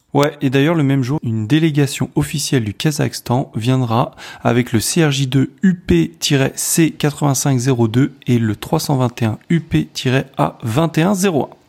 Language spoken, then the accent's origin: French; France; je suis français